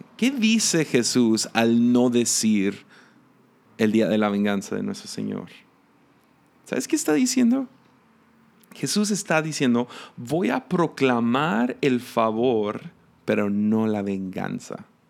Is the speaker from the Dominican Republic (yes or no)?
no; Mexico